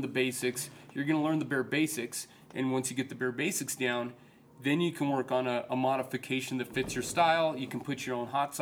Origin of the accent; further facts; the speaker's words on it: Colorado Springs, Colorado, United States; also born or lived in Denver; I'm a Springs native. You know, I've basically for the most part I've lived in the Springs my whole life